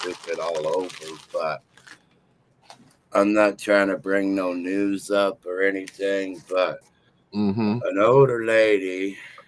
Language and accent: English; Turlock, California, United States; I'm from Turlock, bro. That's been my town since 1981.